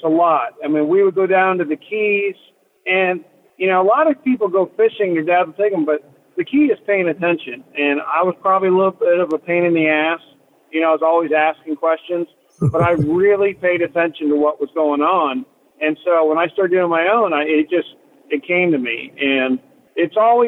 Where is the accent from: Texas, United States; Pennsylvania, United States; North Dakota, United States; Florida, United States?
Florida, United States; Captiva; also born or lived in Martha's Vineyard; I was about 6 months old when we moved here. And I was raised on the water